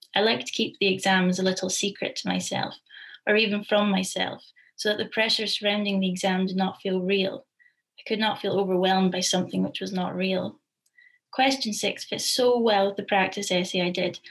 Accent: Forfar, Scotland, United Kingdom; my hometown of Forfar

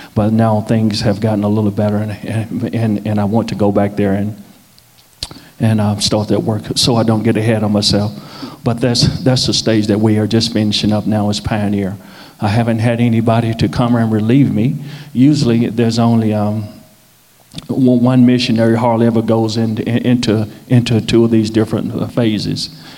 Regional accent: Nashville, Tennessee, United States; moved away as an adult; now in South Sudan; I'm from Nashville

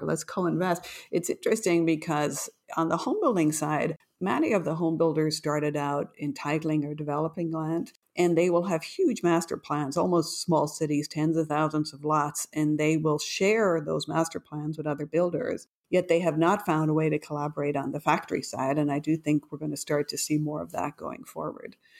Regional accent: Ireland; now in New York, United States; as a fellow patriot from Ireland

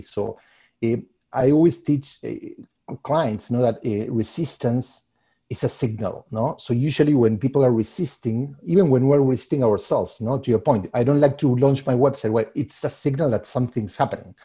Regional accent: Argentina; moved away as an adult; also born or lived in Puerto Rico / New York / Los Angeles; now in Chicago, United States; I'm originally from Argentina, uh, and I I mean, I developed most of my career there, and then I moved to, uh, the States.

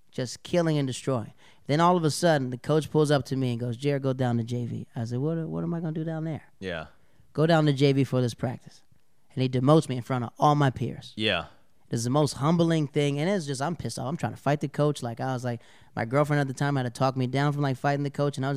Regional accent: the South, United States; that's how like growing up in the South, Southern comics, we're always prepared.

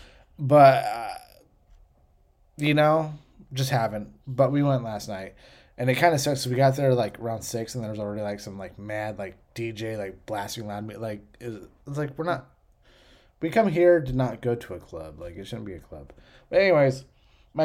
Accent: Western Pennsylvania, United States; moved away; Growing up in Western Pennsylvania, people grew rhubarb in their gardens. I grew up with rhubarb pies

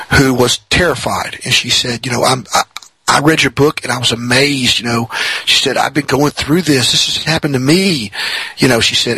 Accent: Mississippi, United States; I'm in Mississippi

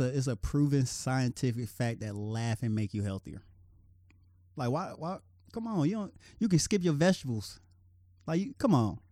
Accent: Cincinnati, Ohio, United States; my hometown.

